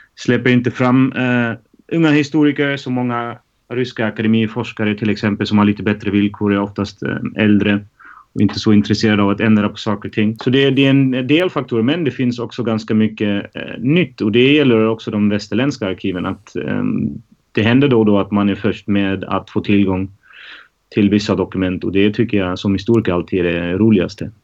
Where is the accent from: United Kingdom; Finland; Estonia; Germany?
Germany; now in Stockholm, Sweden; jag är född och uppvuxen i Tyskland